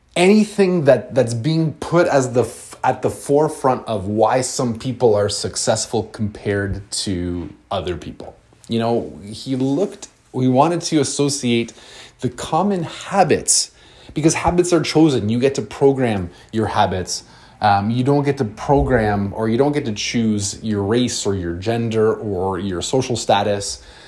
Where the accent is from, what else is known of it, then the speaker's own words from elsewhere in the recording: London, Ontario, Canada; I'm from London, Ontario